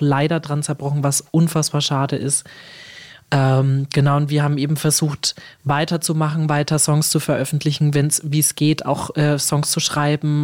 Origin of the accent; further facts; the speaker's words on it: Germany; als Deutsche